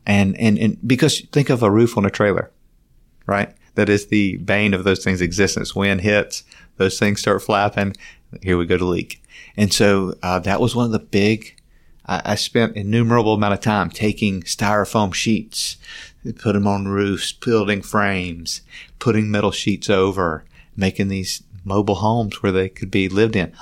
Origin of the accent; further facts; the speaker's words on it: Simpsonville, South Carolina, United States; now in Gainesville, United States; I grew up in Simpsonville, South Carolina, a small town in South Carolina, kind of rural.